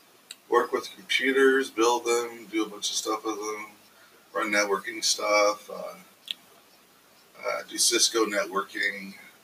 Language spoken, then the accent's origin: English; South Africa; also born or lived in San Diego, California / West Virginia; now in United States; Well, I was originally from South Africa, where I was born. I lived in a hut for a little bit, and then I moved to California, San Diego, California, and lived there most of my teens. And I moved to West Virginia, of course.